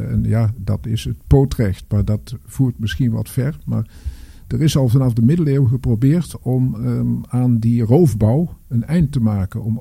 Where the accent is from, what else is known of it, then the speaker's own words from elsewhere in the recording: North Brabant, Netherlands; moved away; dat is West-Brabant waar ik vandaan kom en wij wonen aan de rand van het overstromingsgebied